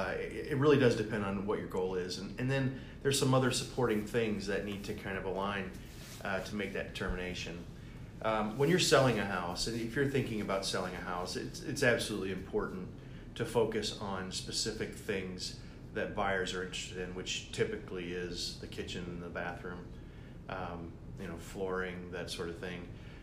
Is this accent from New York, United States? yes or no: no; Tampa Bay, Florida, United States; I come from Tampa Bay, and so I do kind of know what's going on in Tampa Bay. That's where I did most of my real estate investing, and of course, if you know anything about 2008, you understand why I moved to Ohio.